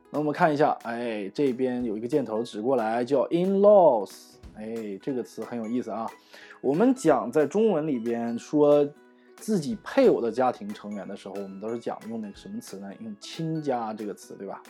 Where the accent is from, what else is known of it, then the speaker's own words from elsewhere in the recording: Northeast China, China; 我是东北人哈，所以我们叫老爷